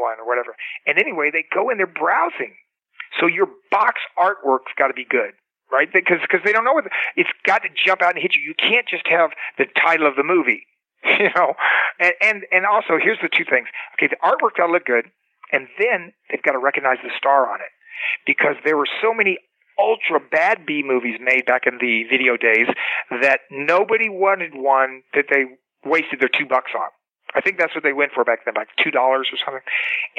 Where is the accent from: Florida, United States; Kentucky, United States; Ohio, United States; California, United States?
Florida, United States; Cocoa Beach; moved away as an adult; also born or lived in Los Angeles; I was a kid from Cocoa Beach, Florida